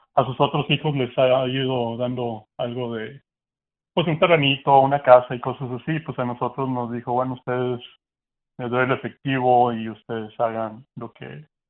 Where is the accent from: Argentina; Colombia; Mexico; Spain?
Mexico; Monterrey, Nuevo León; now in United States; soy, somos de Monterrey, México.